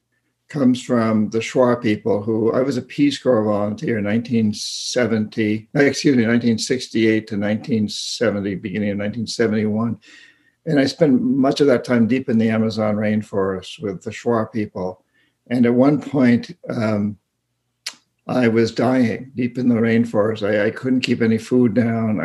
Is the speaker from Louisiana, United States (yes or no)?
no; New Hampshire, United States; I grew up in rural New Hampshire. I grew up in New Hampshire